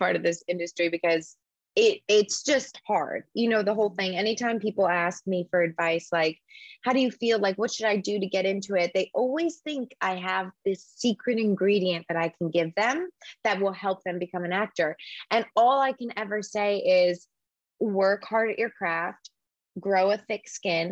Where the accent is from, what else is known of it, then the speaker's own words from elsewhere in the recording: Orlando, Florida, United States; moved away as an adult; also born or lived in Los Angeles; growing up in Orlando